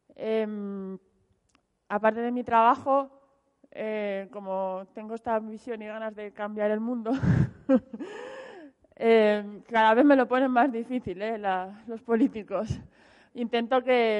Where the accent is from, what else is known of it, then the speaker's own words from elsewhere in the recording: Zaragoza, Aragon, Spain; moved away; yo soy de Zaragoza pero llevo 16 años fuera de Zaragoza